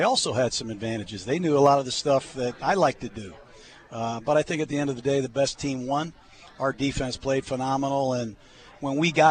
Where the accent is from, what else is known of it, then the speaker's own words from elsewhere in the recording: Tampa, Florida, United States; Well, I'm from Tampa.